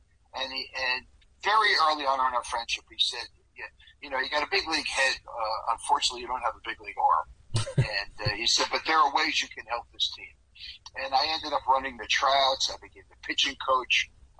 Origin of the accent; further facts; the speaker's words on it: Massapequa, New York, United States; moved away as an adult; now in Portland, United States; I still live here. I mean, I grew up on Long Island and went to college eventually in upstate New York, but Oregon's been home since the 70s.